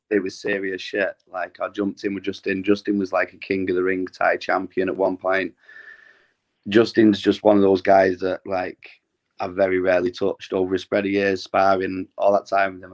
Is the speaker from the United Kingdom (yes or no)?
yes; Glossop, East Midlands, United Kingdom; a gym uh, situated in my hometown in Glossop